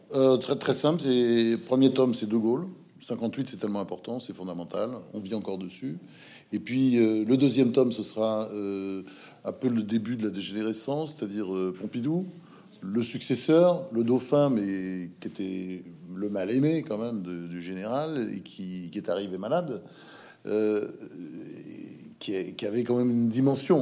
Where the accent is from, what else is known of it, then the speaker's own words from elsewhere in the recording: Normandy, France; moved away as an adult; also born or lived in United States / Provence; quand je suis monté de ma Normandie